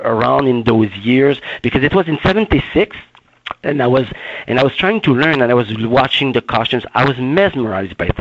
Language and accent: English; Baie-Saint-Paul, Quebec, Canada; in my backyard, in my hometown called Baie-Saint-Paul, a very small town.